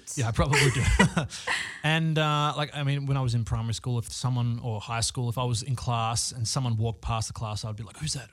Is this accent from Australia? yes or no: yes; Australia; now in Los Angeles, United States; I'm living in Los Angeles. I'm originally from Australia.